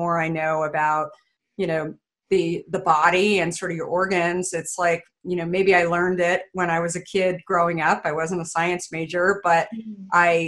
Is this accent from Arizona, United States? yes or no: yes; Arizona, United States; I grew up in Arizona